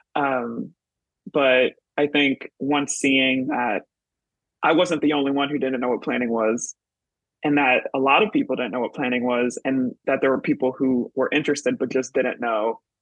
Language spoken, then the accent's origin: English; Michigan, United States; moved away as an adult; now in New York City, United States; I'm originally from Michigan, currently living in New York City.